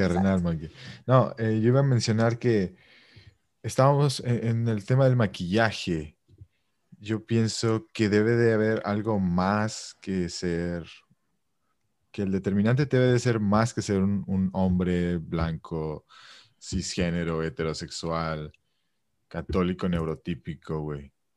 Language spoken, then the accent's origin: Spanish; Mexico; yo como mexicano